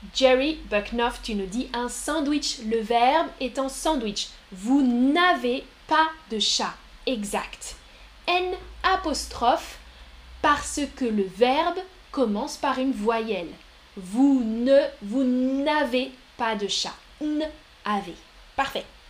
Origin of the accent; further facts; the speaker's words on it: France; je suis une femme, je suis française.